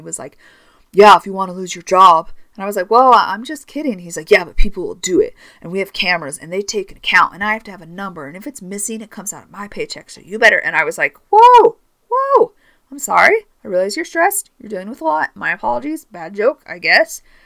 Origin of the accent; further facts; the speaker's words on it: Northern California, United States; now in Utah, United States; I grew up in Northern California